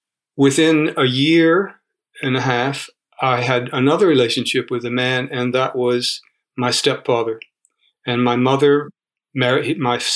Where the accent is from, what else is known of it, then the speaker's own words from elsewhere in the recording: Rome, Georgia, United States; moved away; also born or lived in New York / Florida; I was born in the Deep South in Georgia. The address is 519 Charlton Road, Somerville Park, Rome, Georgia. The house is still standing there.